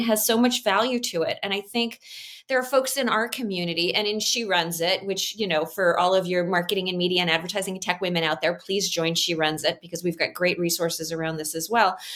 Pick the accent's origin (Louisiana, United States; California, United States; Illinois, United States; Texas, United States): Illinois, United States; Chicago; I am Chicagoan